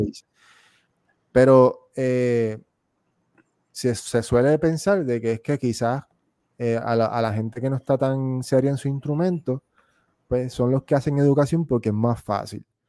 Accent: Puerto Rico; moved away as an adult; also born or lived in United States / Argentina; yo en Puerto Rico, hasta los 21 años, que fue que yo me fui de Puerto Rico

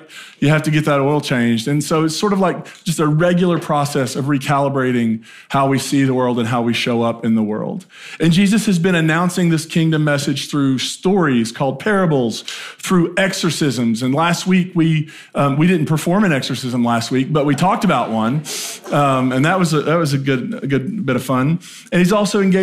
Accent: Appalachia, United States; moved away as an adult; I grew up in a small town in Appalachia, and my entire life going to 18 was like, how fast can I get out?

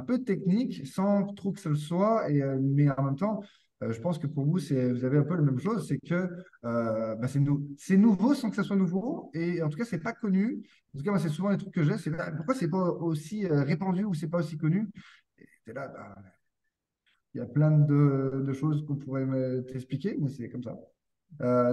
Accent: France; moved away as an adult; now in Quebec, Canada; je suis français, je suis venu au Québec il y a 4 ans pour travailler

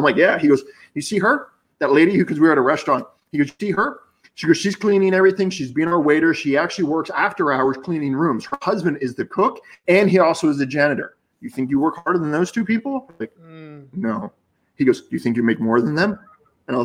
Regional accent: Boca Raton, Florida, United States; I grew up in Boca and I went to college in Boca

